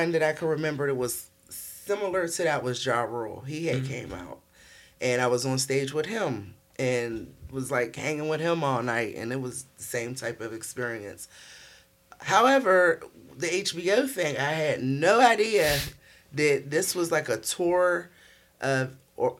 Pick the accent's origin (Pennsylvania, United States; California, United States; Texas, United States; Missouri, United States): Pennsylvania, United States; Pittsburgh; growing up in Pittsburgh